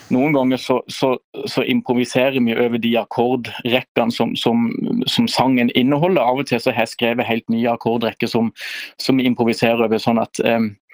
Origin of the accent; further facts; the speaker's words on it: Lyngdal, Agder, Norway; moved away; Jeg er fra Lyngdal